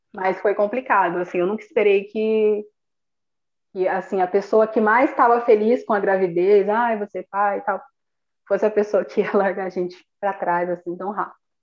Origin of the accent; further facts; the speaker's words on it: Paraná, Brazil; sou aqui do Paraná.